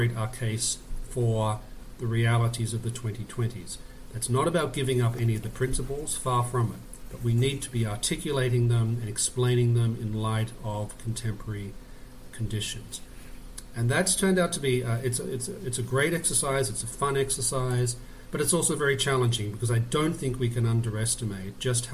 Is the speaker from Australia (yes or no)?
yes; Australia; moved away as an adult; also born or lived in Oxford; now in United States; I'm actually Australian by birth, and I grew up in Australia.